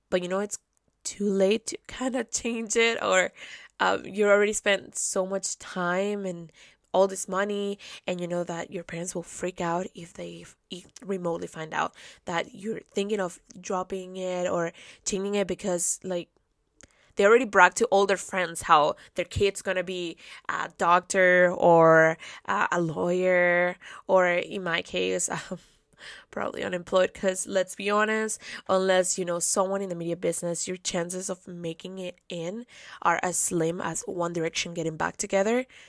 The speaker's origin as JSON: {"language": "English", "town": "Caracas", "region": "Capital District", "country": "Venezuela", "tie": "born or raised there", "moved": "yes", "said": "I was born and raised in Caracas, Venezuela"}